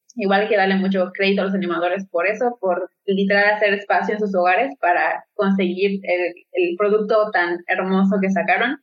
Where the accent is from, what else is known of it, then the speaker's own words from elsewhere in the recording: Mexico; yo por lo menos como eh, mexicana